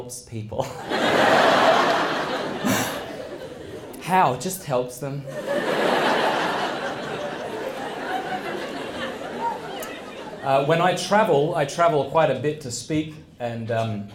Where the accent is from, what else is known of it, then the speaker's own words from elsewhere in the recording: Australia; moved away as an adult; now in United States; I'm from Australia